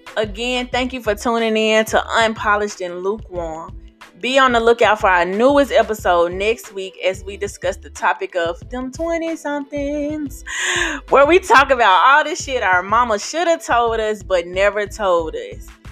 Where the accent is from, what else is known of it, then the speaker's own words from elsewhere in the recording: Memphis, Tennessee, United States; now in New Orleans, United States; I am a born and raised Memphian